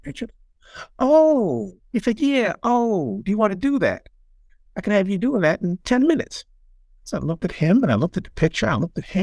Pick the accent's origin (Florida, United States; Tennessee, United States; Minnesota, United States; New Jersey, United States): New Jersey, United States; as a kid growing up in New Jersey